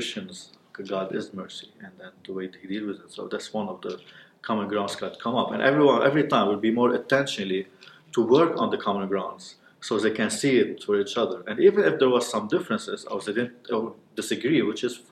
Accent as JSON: {"language": "English", "town": "Beirut", "region": "Beirut Governorate", "country": "Lebanon", "moved": "yes", "lives_now": "South Lebanon, Lebanon", "said": "I'm living in the south of Lebanon, but I'm from Beirut."}